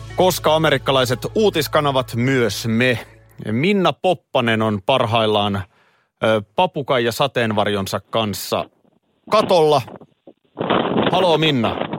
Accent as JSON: {"language": "Finnish", "town": "Nurmijärvi", "region": "Uusimaa", "country": "Finland", "tie": "born or raised there", "said": "mä muistan jo lapsena ö, Nurmijärvellä."}